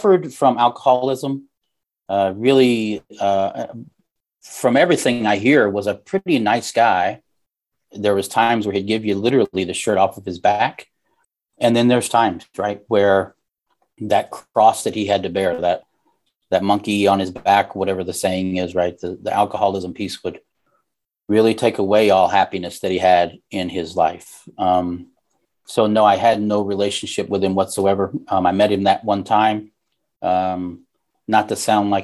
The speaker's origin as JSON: {"language": "English", "region": "Southern Missouri", "country": "United States", "tie": "born or raised there", "also_born_or_lived": "Oregon", "said": "I was raised in Southern Missouri, born in Oregon"}